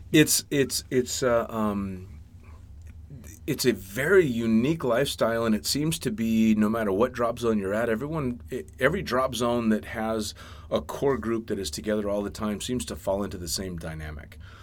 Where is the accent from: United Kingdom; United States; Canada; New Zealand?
United States; I was born and raised in the States